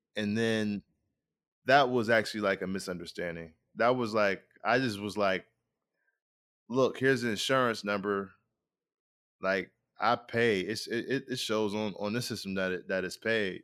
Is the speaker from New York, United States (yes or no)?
yes; Rochester, New York, United States; I'm originally from Rochester, New York